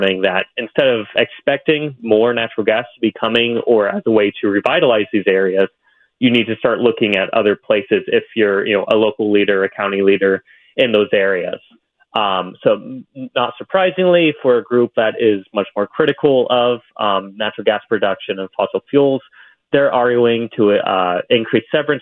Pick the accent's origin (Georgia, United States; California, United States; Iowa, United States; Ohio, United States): Ohio, United States; Southeast; my experience of growing up in Southeast Ohio